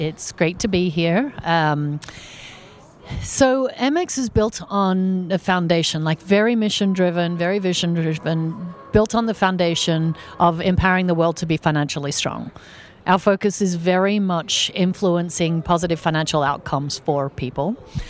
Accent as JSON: {"language": "English", "country": "Australia", "moved": "as an adult", "lives_now": "United States", "said": "I am originally Australian, but have been in the U.S. 15 years. So I'm American now."}